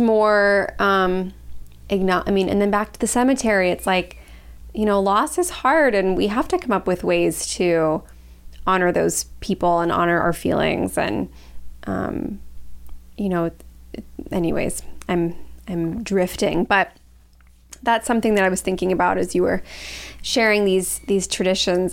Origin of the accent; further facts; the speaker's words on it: Los Angeles, California, United States; I grew up in Los Angeles